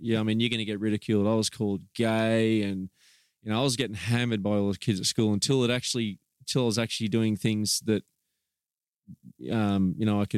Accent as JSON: {"language": "English", "town": "Gold Coast", "region": "Queensland", "country": "Australia", "tie": "born or raised there", "also_born_or_lived": "Brisbane / Dalby area, Queensland", "moved": "as an adult", "lives_now": "United States"}